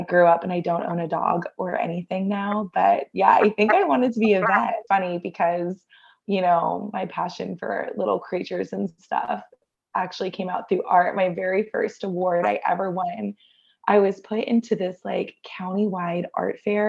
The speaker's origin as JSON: {"language": "English", "town": "Augusta", "region": "Georgia", "country": "United States", "tie": "born or raised there", "also_born_or_lived": "Atlanta, Georgia", "moved": "as an adult", "lives_now": "New York City, United States", "said": "I grew up in Augusta, went to Georgia Tech"}